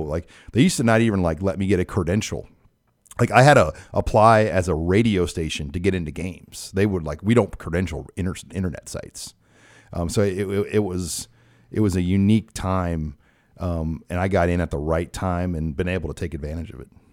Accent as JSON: {"language": "English", "town": "Omaha", "region": "Nebraska", "country": "United States", "tie": "born or raised there", "said": "went to a lot of Nebraska basketball games, a lot of Creighton basketball games growing up in Omaha"}